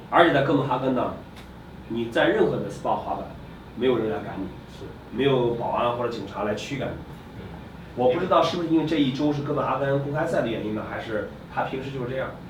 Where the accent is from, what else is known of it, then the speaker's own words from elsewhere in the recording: China; 一听说中国的